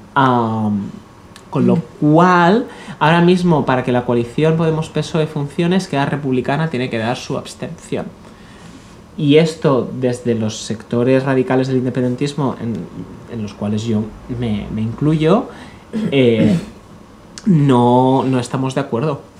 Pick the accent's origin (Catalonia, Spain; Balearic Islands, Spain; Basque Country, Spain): Catalonia, Spain; yo soy catalán